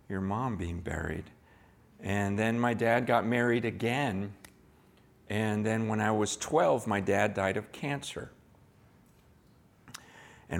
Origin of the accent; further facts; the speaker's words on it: San Francisco, California, United States; I was born here in San Francisco. I was born in Chinatown at the hospital in Chinatown.